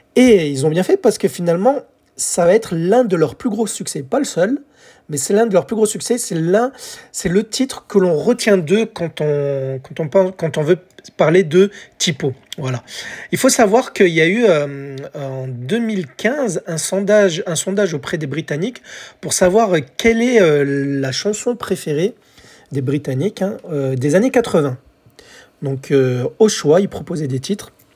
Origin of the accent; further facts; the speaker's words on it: France; chez nous en France